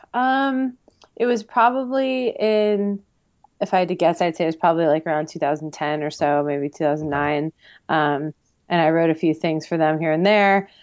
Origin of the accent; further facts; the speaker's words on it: Pennington, New Jersey, United States; I'm from Pennington, New Jersey.